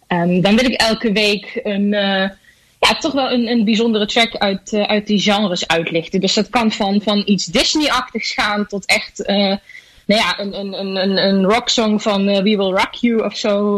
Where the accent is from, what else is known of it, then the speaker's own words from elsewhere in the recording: Germany; now in Netherlands; Ik kom zelf uit Duitsland